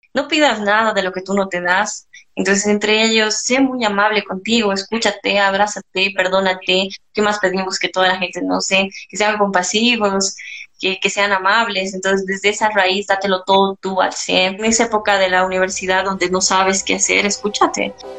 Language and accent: Spanish; Cochabamba, Bolivia; nací en Cochabamba, tengo una hermana melliza